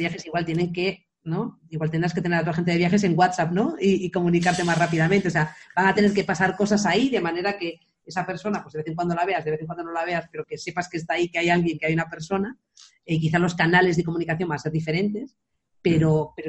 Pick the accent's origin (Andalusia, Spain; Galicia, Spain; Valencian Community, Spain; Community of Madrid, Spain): Galicia, Spain; Areas beach; la playa de Areas, que es la playa donde yo crecí